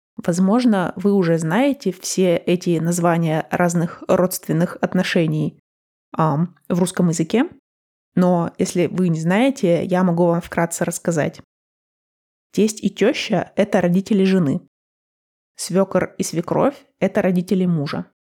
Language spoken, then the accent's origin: Russian; Russia; now in United States; как мы ее отмечаем в России